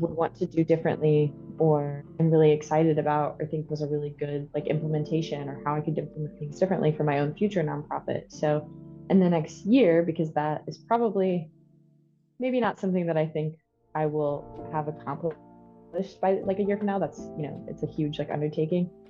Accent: Ohio, United States; moved away as an adult; also born or lived in Kentucky; now in Jackson, United States; I'm originally from Ohio

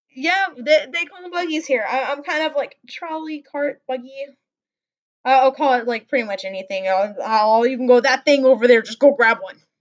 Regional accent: Wisconsin, United States; accent: Midwestern; also born or lived in Montana; I was born up in Montana, and then I was raised in in Wisconsin, which is like the Midwest

